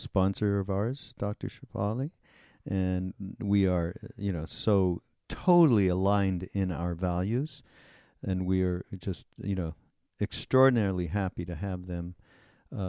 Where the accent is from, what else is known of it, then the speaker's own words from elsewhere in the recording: Canada; I'm from Canada